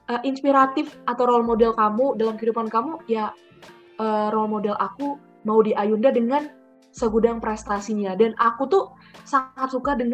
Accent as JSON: {"language": "Indonesian", "town": "Bandung", "region": "West Java", "country": "Indonesia", "lives_now": "Oxford, United Kingdom", "said": "uh, aku asalnya dari Bandung"}